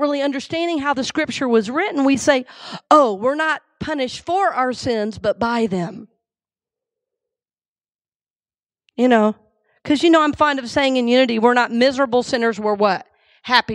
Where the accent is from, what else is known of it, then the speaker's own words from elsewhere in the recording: the South, United States; now in Tampa, United States; I grew up in the South